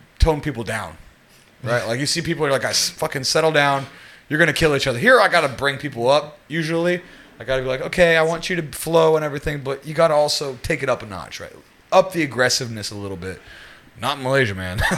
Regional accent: West Virginia, United States; also born or lived in New York City; now in Singapore; I'm American and people don't realize it, but I grew up in a very, very, very rural part of it. I'm from West Virginia

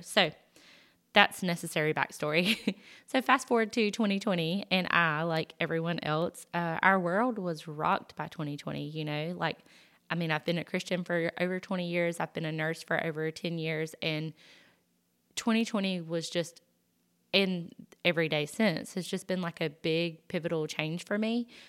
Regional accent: the South, United States; accent: Southern; I'm from the South, I'm sure you can tell by the accent

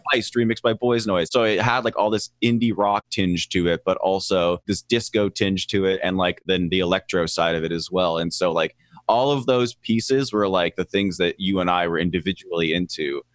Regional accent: Lower Sackville, Nova Scotia, Canada; now in Los Angeles, United States; I grew up in a real slum called Lower Sackville.

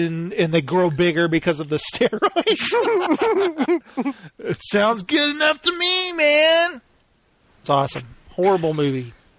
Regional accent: Texas, United States; growing up in Texas

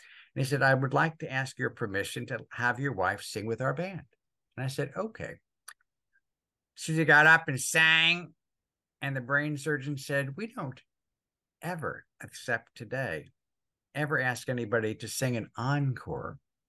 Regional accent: New Jersey, United States; I had the handicap of growing up in Northern New Jersey

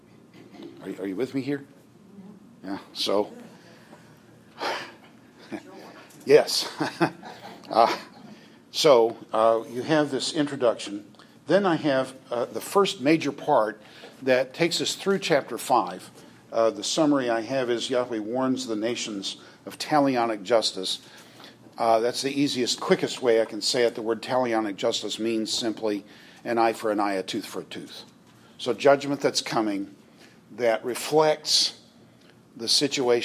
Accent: United States; as an American

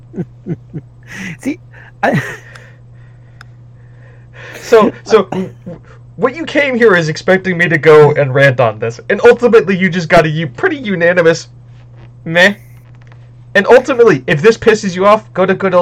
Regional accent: United States; I'm an American

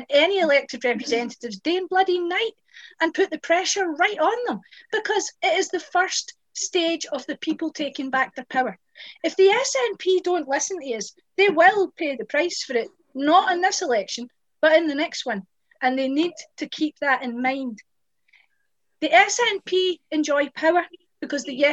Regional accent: West Dunbartonshire, Scotland, United Kingdom; I'm from West Dunbartonshire, where we voted yes and we won

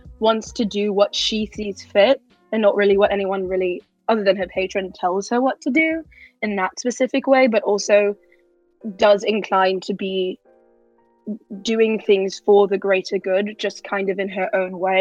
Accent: United Kingdom; me being British

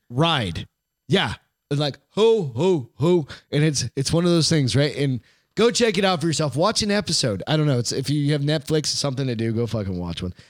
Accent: United States; as an American

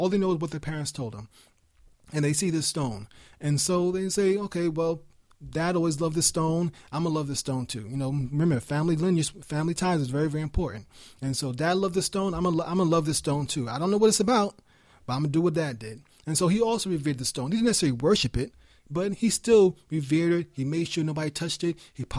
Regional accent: New York, United States; I told you I was raised in New York, I can speak very fast.

